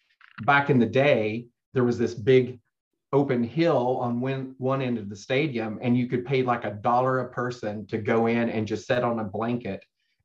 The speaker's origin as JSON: {"language": "English", "region": "Arkansas", "country": "United States", "moved": "yes", "lives_now": "Texas, United States", "said": "When I first moved to Texas and would say I was from Arkansas, the most common response was, oh, I'm sorry."}